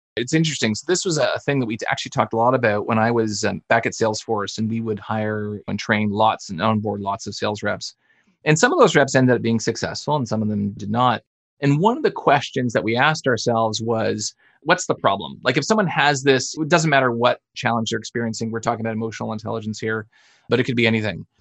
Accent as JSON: {"language": "English", "country": "Canada", "accent": "Canadian", "said": "as a Canadian, which you'll hear. I mean, I say process and project and about"}